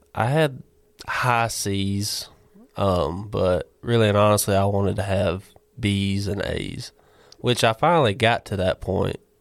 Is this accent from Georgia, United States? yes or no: yes; Barnesville, Georgia, United States; originally from Barnesville, Georgia